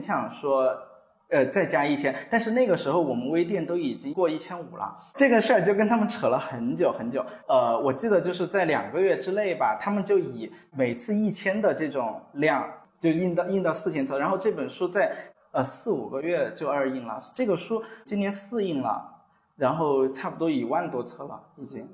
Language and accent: Chinese; Chongqing, China; 这里是我家乡嘛